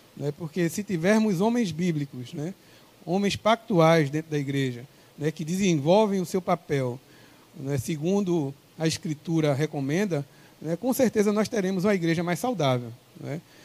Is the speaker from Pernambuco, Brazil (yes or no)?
yes; Pernambuco, Brazil; O nosso contato é 81, sou pernambucano